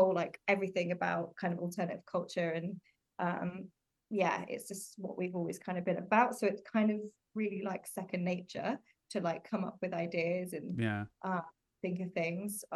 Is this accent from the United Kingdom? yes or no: yes; Oxfordshire, South East England, United Kingdom; moved away as an adult; now in London, United Kingdom; So I moved to London, because I'm from Oxfordshire originally.